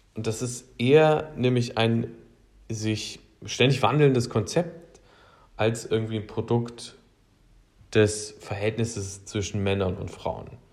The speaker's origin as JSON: {"language": "German", "region": "Thuringian Forest", "country": "Germany", "tie": "born or raised there", "said": "Ich bin im Thüringer Wald aufgewachsen."}